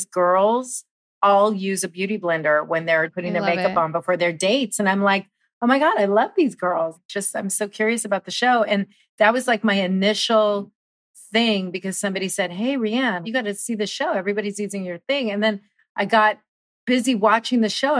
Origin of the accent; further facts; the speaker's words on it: Southern California, United States; being born and raised in Southern California